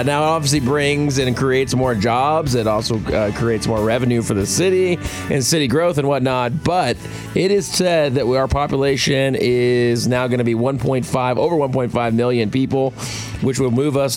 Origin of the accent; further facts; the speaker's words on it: Los Angeles, California, United States; now in San Antonio, United States; I grew up in Los Angeles